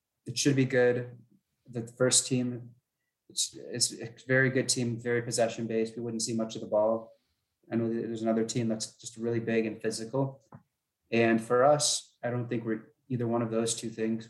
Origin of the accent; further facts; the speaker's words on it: Minnesota, United States; I'm from Minnesota